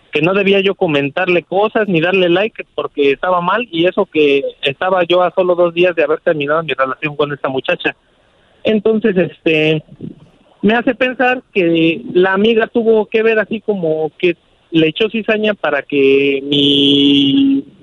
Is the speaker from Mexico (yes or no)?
yes; Mexico City, Mexico; Y pues yo soy de la Ciudad de México y ella de Guadalajara, entonces siento que le fallé.